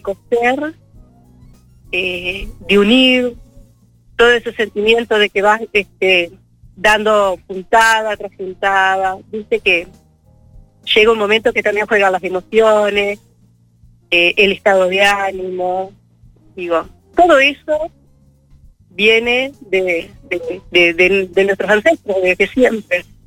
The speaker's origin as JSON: {"language": "Spanish", "country": "Uruguay", "said": "Como muchos uruguayos y uruguayas"}